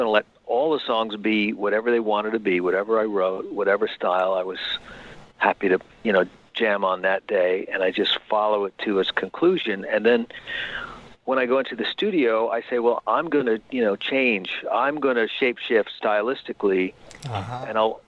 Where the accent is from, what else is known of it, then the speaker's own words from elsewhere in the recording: New York, United States; now in California, United States; they make fun of my California accent, because they don't sound like I'm from Long Island anymore.